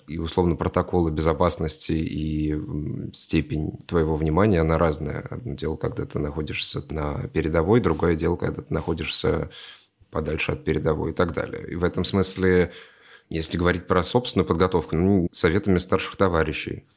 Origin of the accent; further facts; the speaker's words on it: Russia; я россиянин